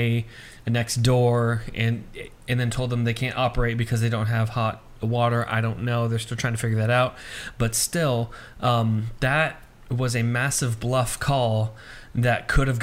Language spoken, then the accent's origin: English; United States; as an American